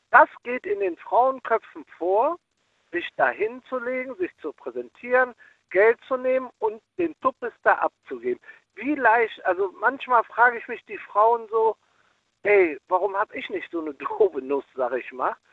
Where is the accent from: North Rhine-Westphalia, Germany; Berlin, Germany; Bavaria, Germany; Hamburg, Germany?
North Rhine-Westphalia, Germany; Cologne; ich komme aus Köln und da gibt es hier Schäfers Nas und der lange Tünn, mit dem ich Kontakt habe, immer noch.